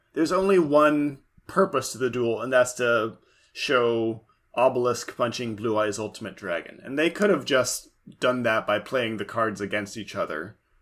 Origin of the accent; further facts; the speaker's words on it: Livermore, California, United States; now in Portland, United States; my hometown, Livermore